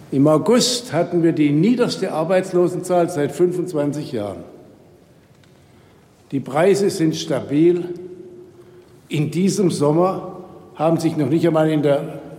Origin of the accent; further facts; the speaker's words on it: Mecklenburg-Vorpommern, Germany; habe ich in meinem Heimatland Mecklenburg-Vorpommern gehört.